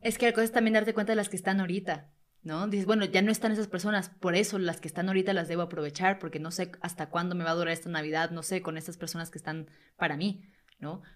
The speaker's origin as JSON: {"language": "Spanish", "country": "Venezuela", "moved": "yes", "lives_now": "Mexico", "said": "Yo que no soy de México, soy venezolano"}